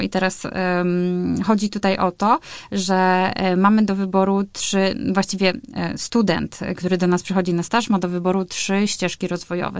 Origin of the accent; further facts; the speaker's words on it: Białogard, West Pomeranian Voivodeship, Poland; also born or lived in Szczecin; now in Warsaw, Poland; pochodzę z Białogardu, e, czyli to jest około 150 kilometrów od Szczecina